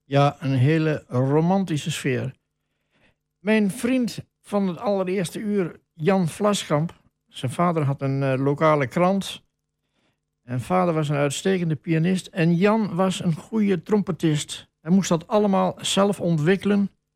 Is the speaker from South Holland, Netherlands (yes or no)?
no; Wolvega, Friesland, Netherlands; now in Almelo, Netherlands; Ik ben geboren in Wolverga, dat was in negentien tweeënveertig. En toen stond ik als jongen van tien, stond ik altijd te kijken bij een café